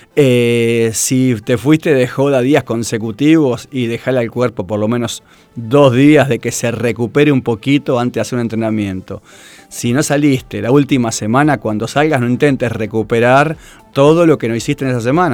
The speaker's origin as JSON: {"language": "Spanish", "town": "Tigre", "region": "Buenos Aires Province", "country": "Argentina", "tie": "born or raised there", "said": "nací en Tigre"}